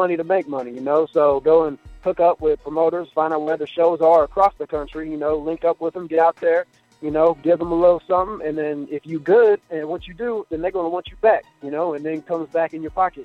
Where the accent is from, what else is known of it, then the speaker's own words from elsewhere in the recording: Ohio, United States; I'm from Ohio, man, in a small town called Pickle